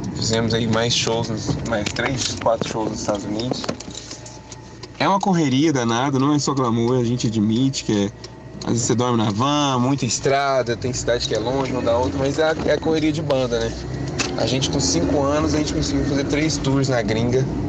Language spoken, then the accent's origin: Portuguese; Uberaba, Minas Gerais, Brazil; Nós somos de Uberaba, Minas Gerais